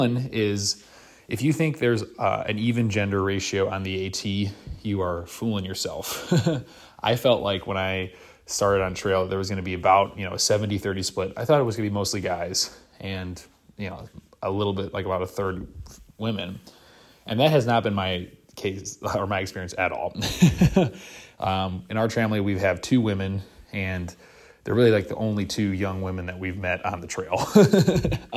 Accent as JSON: {"language": "English", "region": "Wisconsin", "country": "United States", "said": "I'm from the northern part of the country. I'm from Wisconsin."}